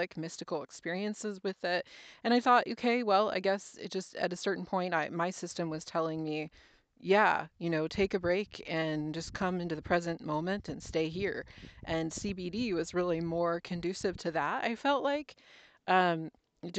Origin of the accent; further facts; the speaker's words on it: New Jersey, United States; now in Oregon, United States; We grew up in New Jersey.